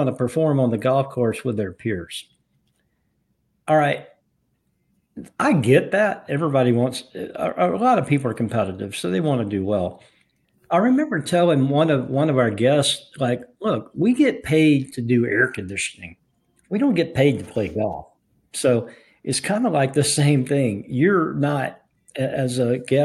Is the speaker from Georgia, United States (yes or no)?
yes; Atlanta, Georgia, United States; growing up in the Atlanta area